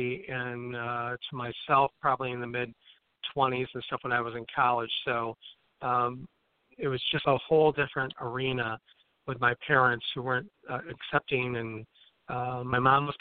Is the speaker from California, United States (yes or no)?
no; Imlay City, Michigan, United States; I grew up in Emily City, Michigan, which is in, all the Michiganers hold their hand up, you know, like it's a mitt. So I was in the Thumb area.